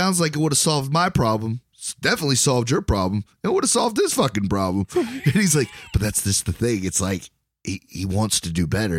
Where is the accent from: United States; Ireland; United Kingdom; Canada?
Ireland; Yeah. Good on you, man. I'm Irish. What about it?